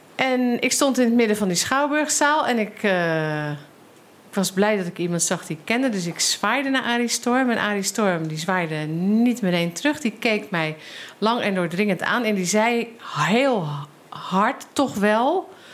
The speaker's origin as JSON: {"language": "Dutch", "town": "Rotterdam", "region": "South Holland", "country": "Netherlands", "said": "ik uit Rotterdam kom"}